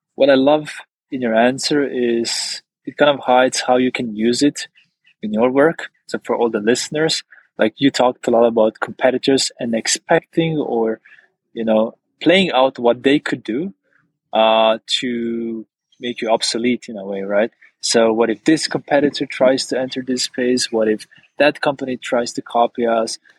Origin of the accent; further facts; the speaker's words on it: Maribor, Slovenia; my hometown, Maribor